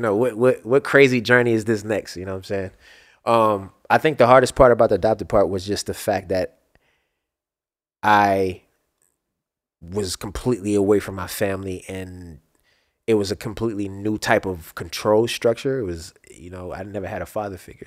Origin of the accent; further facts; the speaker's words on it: Baltimore, Maryland, United States; moved away; growing up in Baltimore, I was, I moved a lot, around a lot just in Baltimore